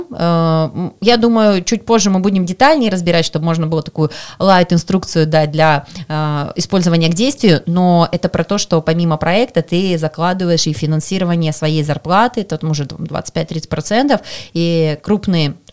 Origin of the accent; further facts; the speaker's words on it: Krasnoyarsk Krai, Russia; Это мой первый форум, я из Красноярского края.